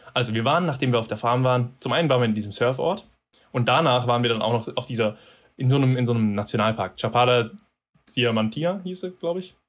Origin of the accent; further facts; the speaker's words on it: Germany; Wir als Deutsche